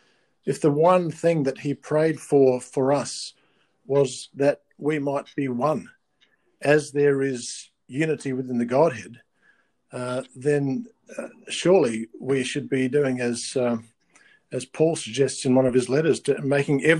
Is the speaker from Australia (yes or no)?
yes; Adelaide, South Australia, Australia; moved away as an adult; now in Perth, Australia; I began life in Adelaide, which is South Australia